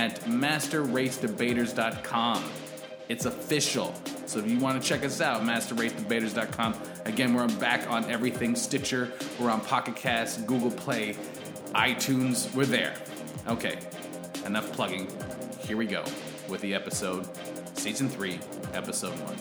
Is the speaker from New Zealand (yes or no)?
no; Canada; we're Canadian